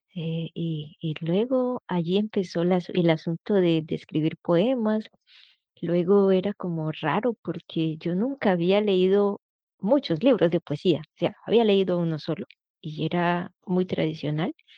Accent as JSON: {"language": "Spanish", "country": "Colombia", "moved": "yes", "lives_now": "Angers, France", "said": "soy colombiana"}